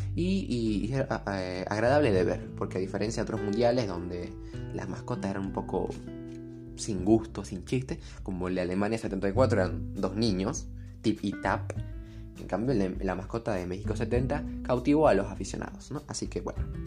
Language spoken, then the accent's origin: Spanish; Bolivia; jugó en tierras bolivianas, ¿no? En, en mi país